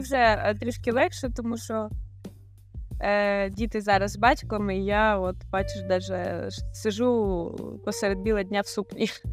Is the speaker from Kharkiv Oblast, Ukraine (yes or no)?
no; Kherson, Kherson Oblast, Ukraine; moved away as an adult; now in Portugal; я з Херсона, і вся моя сім'я була в Херсоні